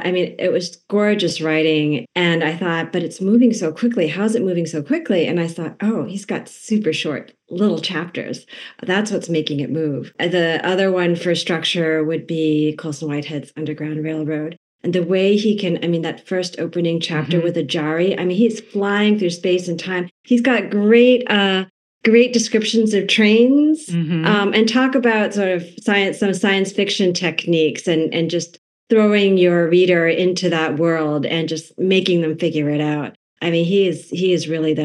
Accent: New England, United States; I was born and raised in New England

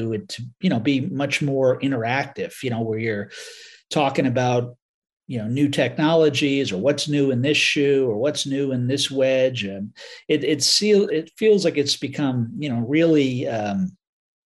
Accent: Southern Connecticut, United States; I grew up in Connecticut, in Southern Connecticut

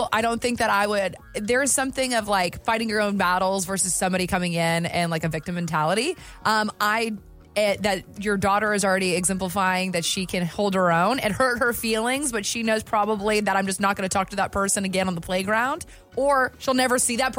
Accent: the South, United States; I'm a gravy girl. I'm from the South.

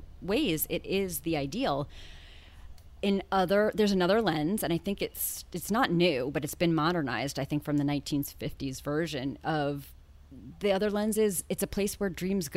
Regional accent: New York, United States; moved away; also born or lived in Los Angeles; I am from New York, but lived in L.A.

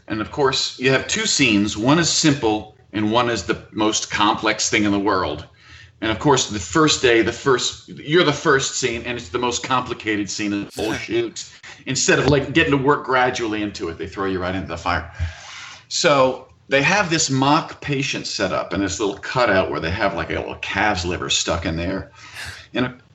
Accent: Mandeville, Louisiana, United States; moved away as an adult; also born or lived in New Orleans / Los Angeles; I'm from Mandeville. I'm a Mandeville kid

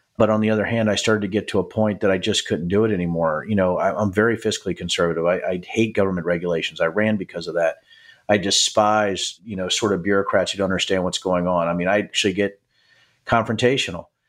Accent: Manassas, Virginia, United States; I'm from Manassas, Virginia

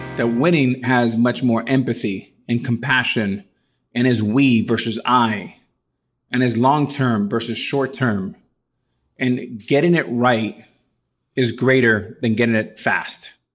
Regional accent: Miami, Florida, United States; also born or lived in New York City; I was born in New York City, raised in Miami

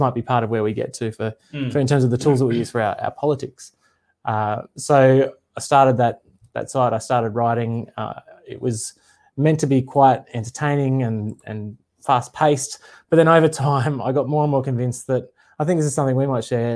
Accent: north coast of New South Wales, Australia; also born or lived in Sydney; now in Queensland, Australia; I was born in Sydney and I grew up, did most of my growing up on the north coast of New South Wales

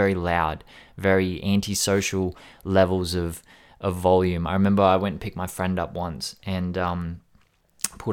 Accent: Sydney, New South Wales, Australia; I grew up in Sydney, in the West, in Australia. So I grew up around people with subs in their car

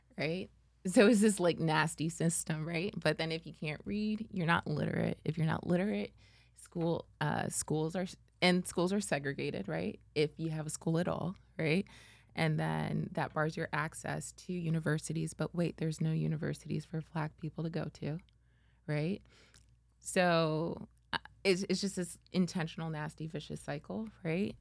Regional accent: Fort Lauderdale, Florida, United States; born or raised there; also born or lived in Spain / Texas

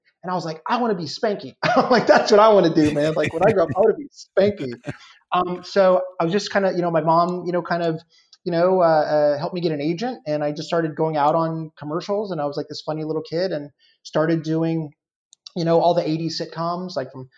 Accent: Los Angeles, California, United States; I was born in Tarzana, went to Taft High.

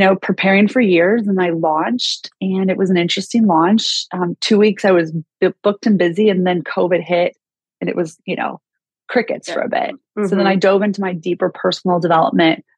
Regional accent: Kansas City, United States; also born or lived in Chicago; now in Los Angeles, United States; I grew up in Kansas City, spent 22 years in Chicago, and now I just moved to Los Angeles January 1st

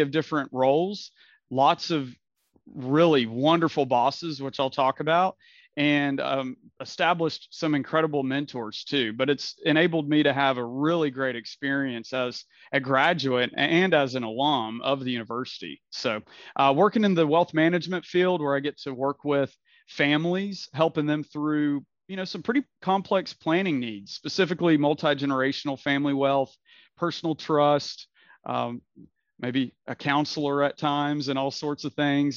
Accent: Knoxville, Tennessee, United States; also born or lived in Nashville, Tennessee / Alabama; I grew up here in Knoxville, was actually born in Nashville, but grew up in Knoxville, moved here when I was a little kid

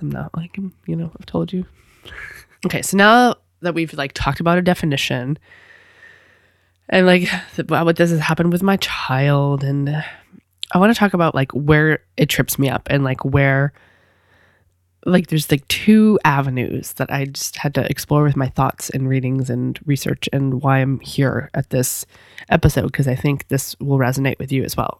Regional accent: New England, United States; I'm from New England, but I'm not from that far up.

